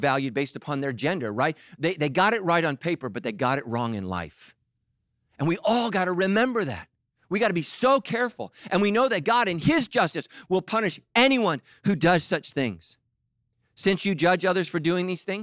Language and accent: English; Sacramento, California, United States; I grew up in Sacramento